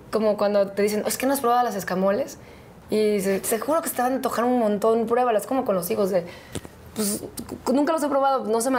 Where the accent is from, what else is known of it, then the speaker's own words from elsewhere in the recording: Veracruz, Mexico; moved away; also born or lived in Mexico City; Soy del Puerto, sí. Todos los domingos de mi vida fui a la playa.